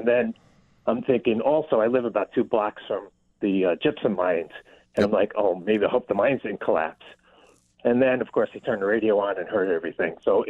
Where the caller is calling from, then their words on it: Clarence Center, New York, United States; I'm calling from Clarence Center.